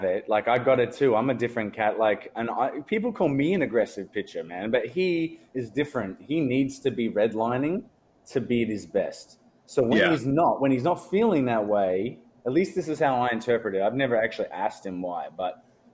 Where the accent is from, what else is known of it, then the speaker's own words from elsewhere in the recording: Australia; as an Australian